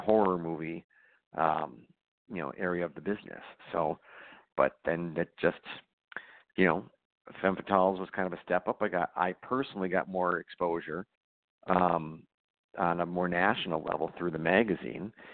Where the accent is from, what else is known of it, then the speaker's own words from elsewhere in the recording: Racine, Wisconsin, United States; moved away as an adult; also born or lived in Los Angeles / Chicago; I moved back to uh, my hometown of Racine.